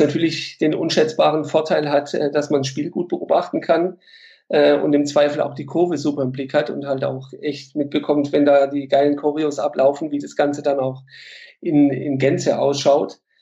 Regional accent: Stuttgart, Baden-Württemberg, Germany; in Bad Cannstatt geboren

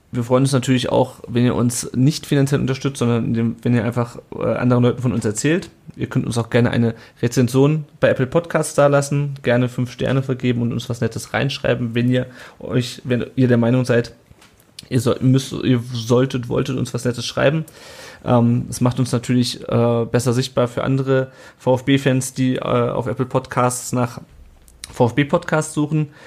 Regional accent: Kassel, Hesse, Germany; weil ich komme halt aus Kassel und das ist, ähm, die Leute rollen nur mit den Augen

